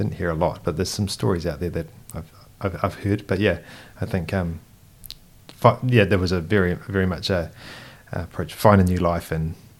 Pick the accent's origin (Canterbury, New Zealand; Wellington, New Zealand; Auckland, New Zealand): Canterbury, New Zealand; Christchurch; I grew up in Christchurch. I was born here